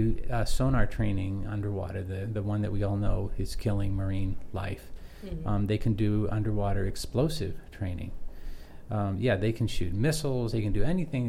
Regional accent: United States; as an American

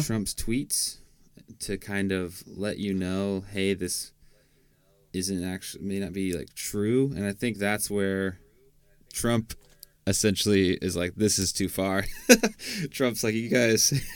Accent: Washington, United States; I'm from Washington State

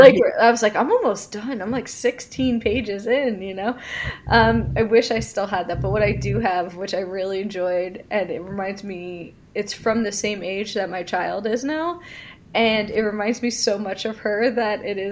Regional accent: Philadelphia, Pennsylvania, United States; I'm from the Philadelphia area

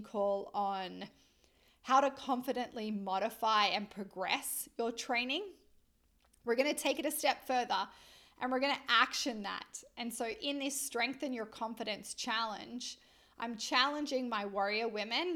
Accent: Australia; accent: Australian; my Australian accent

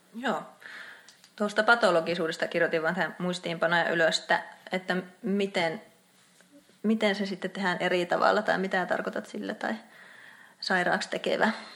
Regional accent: Outokumpu, North Karelia, Finland; also born or lived in Joensuu; Outokummussa, eli mun kotikaupungissa

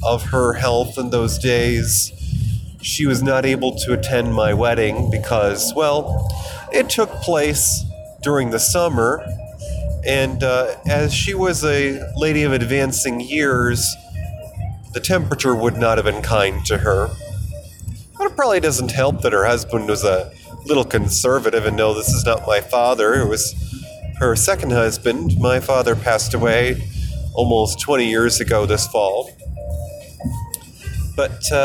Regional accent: New York, United States; moved away as an adult; also born or lived in Colorado; I moved across country back to my home state of New York from nearly a decade away, living in the centennial state of Colorado

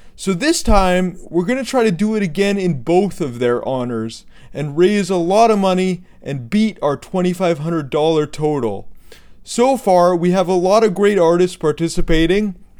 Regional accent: Vancouver, British Columbia, Canada; I grew up in Vancouver

